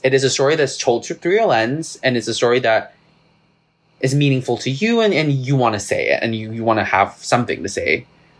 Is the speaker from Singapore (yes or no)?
yes; Singapore; I can't be like, because I'm Chinese and because I'm Singaporean